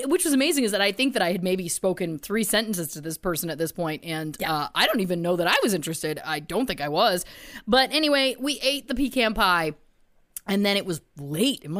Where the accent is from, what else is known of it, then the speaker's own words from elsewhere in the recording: Belleville, Ontario, Canada; moved away; also born or lived in Toronto; I was living in Toronto at the time, but we had gone back to my hometown of Belleville, where my parents live